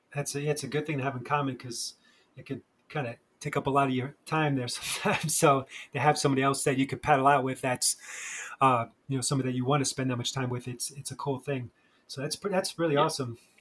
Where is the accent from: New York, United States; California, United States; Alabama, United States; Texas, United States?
New York, United States; now in Charleston, United States; I'm originally from New York